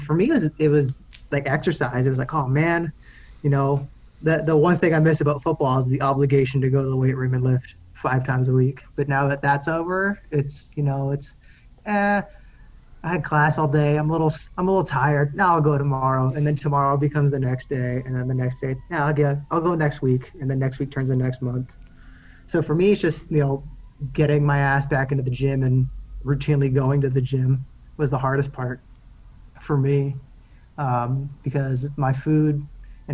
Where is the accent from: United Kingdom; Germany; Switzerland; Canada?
Canada; Aurora, Ontario; also born or lived in Toronto; growing up in Aurora is a very white town